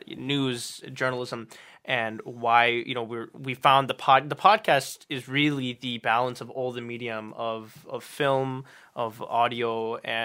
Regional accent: Cleveland, Ohio, United States; we're from Cleveland

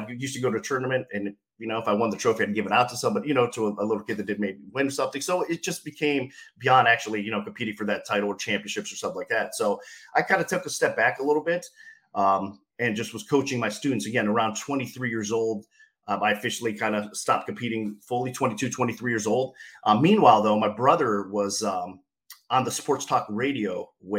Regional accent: Canton, Ohio, United States; I'm from Canton, Ohio

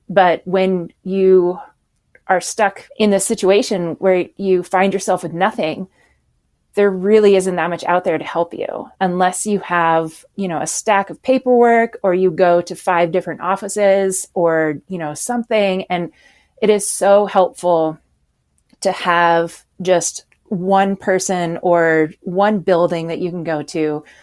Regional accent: Anchorage, Alaska, United States; also born or lived in Washington; I grew up in Alaska

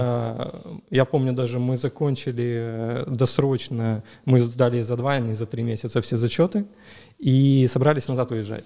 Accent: Dzhankoi, Crimea, Ukraine; moved away; also born or lived in Sevastopol; я сам из Джанкоя

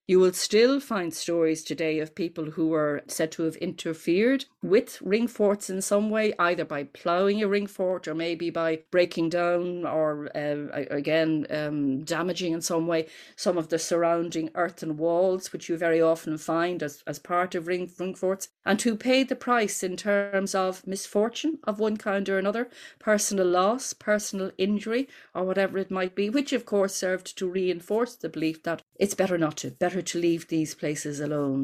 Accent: Dublin, Leinster, Ireland; growing up in Ireland, we'd say in the nineteen sixties, and at that point, your bedroom in the ordinary house that we lived in in North Dublin

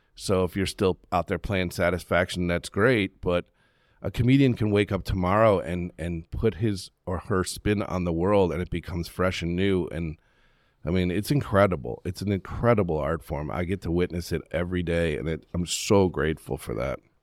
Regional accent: Western New York, United States; moved away; also born or lived in Charlotte, North Carolina; I grew up in Western New York

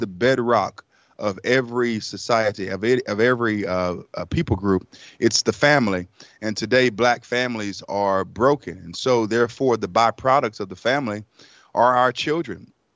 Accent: Raleigh, North Carolina, United States; also born or lived in Elizabeth City, North Carolina; at the age of five, uh, my mother brought us to Raleigh, North Carolina. And we lived in a shelter for about a year

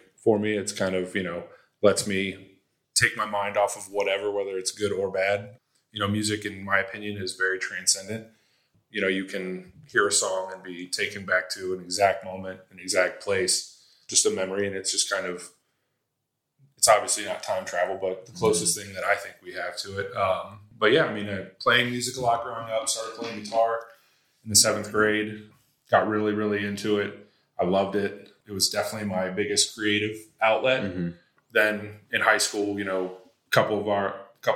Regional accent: Cincinnati, Ohio, United States; born and raised in Cincinnati, Ohio

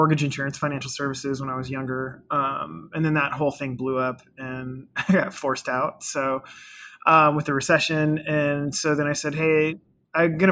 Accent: Olympia, Washington, United States; also born or lived in Fort Lewis, Washington; born here in Fort Lewis and then grew up in Olympia, which is about 45 minutes south of there

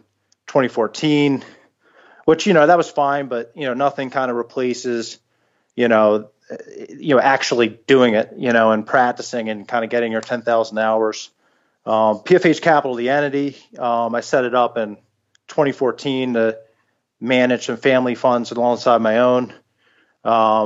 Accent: Philadelphia, Pennsylvania, United States; also born or lived in Egypt; My wife and I ended up back in Philly, which is our hometown

